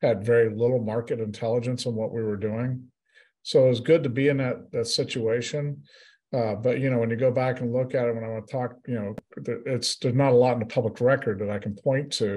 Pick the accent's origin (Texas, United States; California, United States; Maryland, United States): Texas, United States; South; I'm from South Texas. I grew up down here